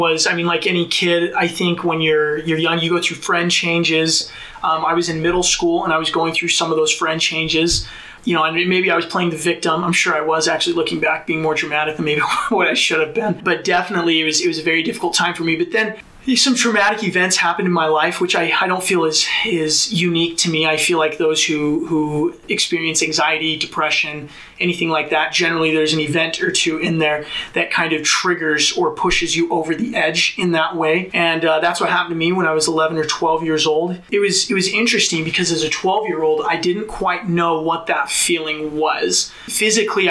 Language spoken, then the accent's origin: English; Mapleton, Utah, United States; also born or lived in London, England; I was born and raised in a city called Mapleton, just south of Provo